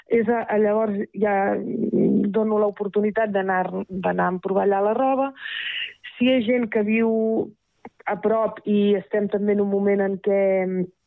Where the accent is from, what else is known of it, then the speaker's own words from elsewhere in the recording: Terrassa, Catalonia, Spain; moved away as an adult; now in Rellinars, Spain; sóc de Terrassa de tota la vida